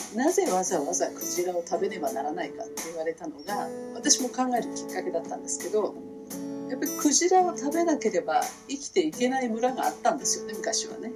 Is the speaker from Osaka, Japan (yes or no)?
yes; Izumiotsu, Osaka, Japan; 私は大阪出身